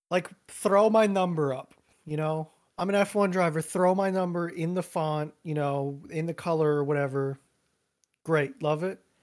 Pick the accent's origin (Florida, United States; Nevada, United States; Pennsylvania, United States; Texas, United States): Pennsylvania, United States; Reading; my answer is Reading